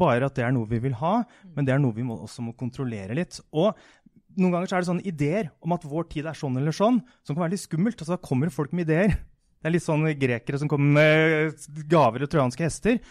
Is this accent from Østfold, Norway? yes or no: yes; Askim, Østfold, Norway; Jeg kommer fra Askim, som hadde en gummivarefabrikk fra 1920 til 1990 omtrent.